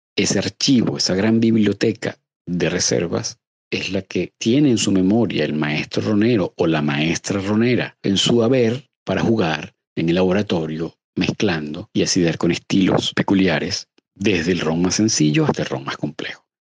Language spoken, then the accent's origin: Spanish; Venezuela; nosotros como venezolanos